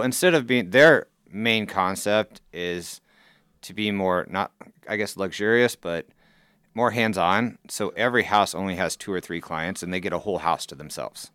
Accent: Council Bluffs, Iowa, United States; Council Bluffs, born and raised here

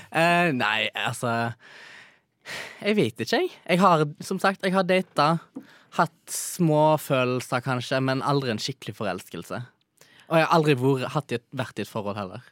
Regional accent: Stord, Vestland, Norway; now in Oslo, Norway; jeg er fra Stord

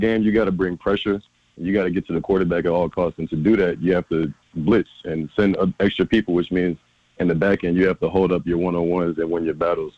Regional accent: Concord, North Carolina, United States; I'm actually home in my hometown, Concord, North Carolina

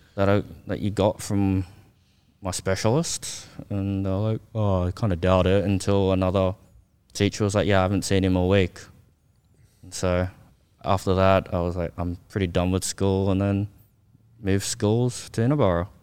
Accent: Australia; born or raised there; also born or lived in South Korea

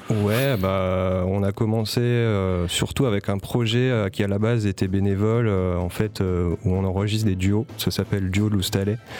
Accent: Paris, Île-de-France, France; moved away as an adult; now in Marseille, France; je viens pas de Marseille. Je suis, arrivé à Marseille en 2018. voilà, je viens de Paris à la base

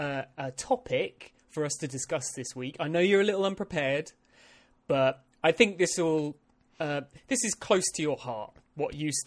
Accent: United Kingdom; I am a British man

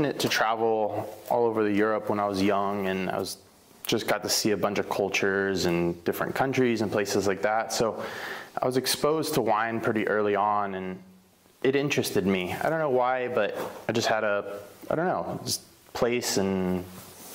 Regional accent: Washington, District of Columbia, United States; also born or lived in Solkan, Slovenia / Portland, Oregon; now in Oregon, United States; I was born and raised in Solcon, Slovenia, just kind of on the border of Italy, the Gorizia, kind of Gorizia-Brda region. I moved from there when I was 6 years old to Washington, D.C., and then grew up in Washington, D.C., finished high school there

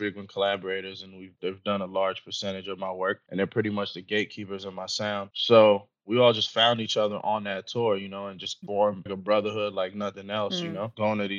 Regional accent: New York, United States; Stop being such a New Yorker.

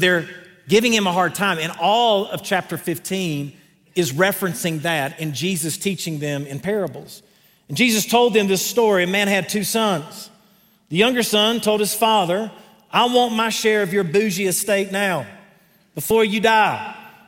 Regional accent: Greenville, North Carolina, United States; accent: southern; that's Greenville, North Carolina, not South Carolina

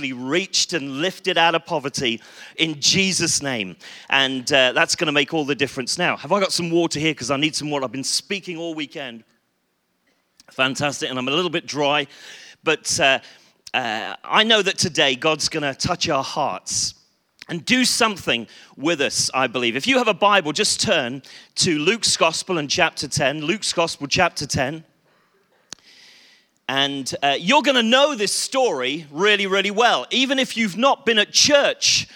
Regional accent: Bristol, South West England, United Kingdom; I come from Bristol

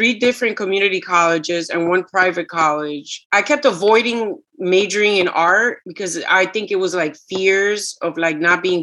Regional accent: New York, United States; first language Spanish; also born or lived in Puerto Rico; the street that I grew up on in Washington Heights

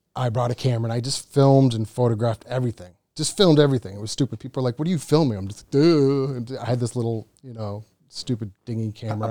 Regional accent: Cape Cod, Massachusetts, United States; moved away as an adult; now in Phuket, Thailand; from Cape Cod, Massachusetts

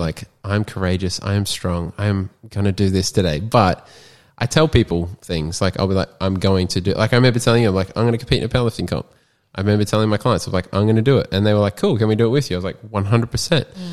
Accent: Sunshine Coast, Queensland, Australia; also born or lived in Townsville, Queensland; I live on the Sutcher Coast. I've been here since I was four, born and bred in Townsville, and then moved here.

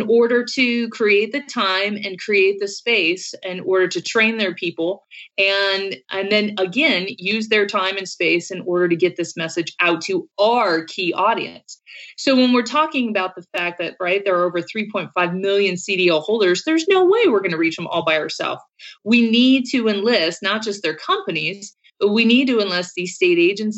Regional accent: Colorado, United States; I'm from Colorado.

